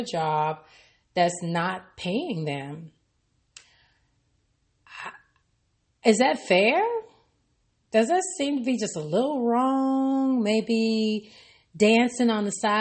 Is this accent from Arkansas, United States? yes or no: yes; Arkansas, United States; from my home state in Arkansas